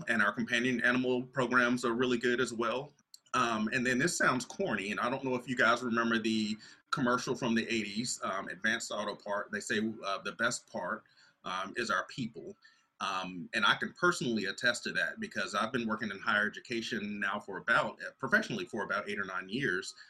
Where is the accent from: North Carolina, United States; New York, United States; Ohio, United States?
North Carolina, United States; now in Alabama, United States; I'm originally from North Carolina